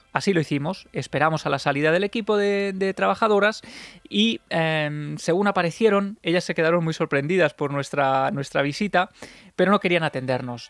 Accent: Ciudad Real, Castilla-La Mancha, Spain; yo soy de Ciudad Real

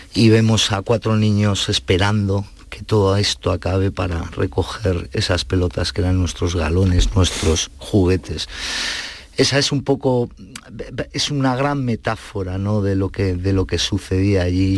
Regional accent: Basque Country, Spain; moved away; al ser hijos de inmigrantes y de una clase media obrera tirando a baja, nosotros íbamos a colegios públicos, donde eh, el euskera Mm, se estudiaba prácticamente como el francés

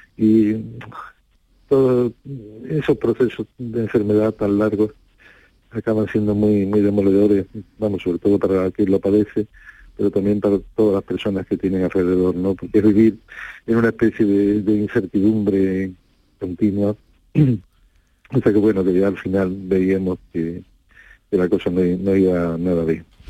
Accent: Rota, Andalusia, Spain; a mí me enorgullece mucho que ellos eligieran mi pueblo como, como segunda casa

